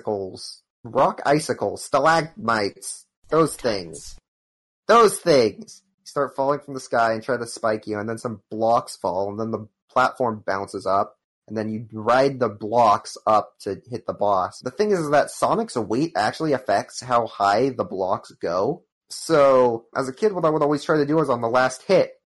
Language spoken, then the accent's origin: English; United States; I'm an American